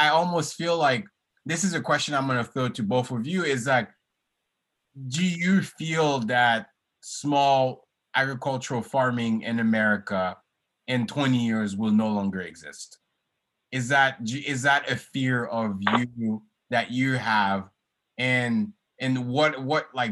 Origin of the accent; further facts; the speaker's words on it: Haiti; moved away; I'm originally from Haiti